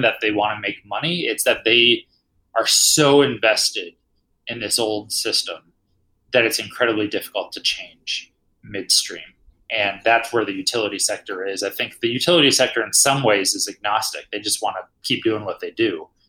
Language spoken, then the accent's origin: English; Dayton, Ohio, United States; moved away as an adult; now in Colorado, United States; I'm originally from Ohio, from Dayton, Ohio